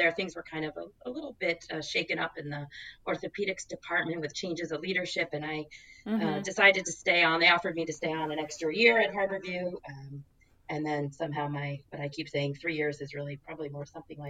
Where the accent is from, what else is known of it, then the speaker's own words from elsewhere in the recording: New Jersey, United States; also born or lived in Rhode Island; now in Pacific Northwest, United States; I grew up in New Jersey. I'm an East Coast girl, probably to the core, even though I've somehow ended up in the Pacific Northwest.